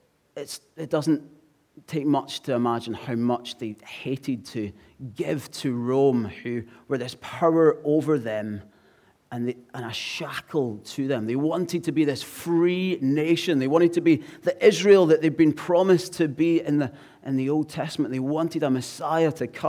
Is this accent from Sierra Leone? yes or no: no; Glasgow, Scotland, United Kingdom; now in English Riviera, United Kingdom; I'm from Glasgow